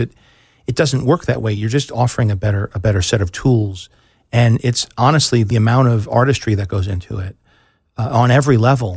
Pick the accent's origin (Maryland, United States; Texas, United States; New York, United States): New York, United States; moved away as an adult; also born or lived in Chicago; I grew up in New York, but I had moved to Chicago